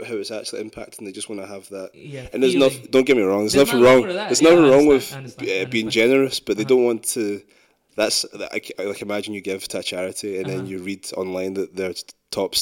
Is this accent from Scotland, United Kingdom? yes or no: yes; Glasgow, Scotland, United Kingdom; also born or lived in London; I was born in the East End of Glasgow